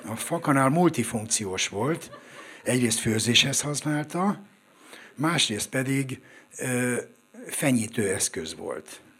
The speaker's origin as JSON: {"language": "Hungarian", "region": "Budapest", "country": "Hungary", "tie": "born or raised there", "said": "Én a hatodik kerületben nőttem föl a Hunyadi téren, egész pontosan a Hunyadi tér 12 kettő szám alatt oda születtem, és 13 es koromig ott is éltem."}